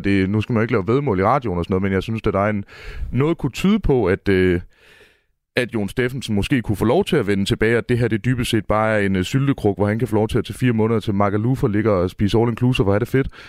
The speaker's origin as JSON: {"language": "Danish", "town": "Mårslet", "region": "Central Denmark Region", "country": "Denmark", "tie": "born or raised there", "said": "jeg står her i studiet i Aarhus og er født og opvokset i Morslet"}